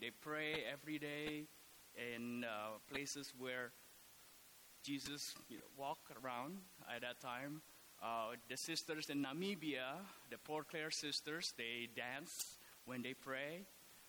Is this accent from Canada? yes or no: no; Indonesia; moved away as an adult; also born or lived in Oklahoma / Atlanta / Los Angeles; now in Scottsdale, United States; I was born and raised in Indonesia. I came here for college.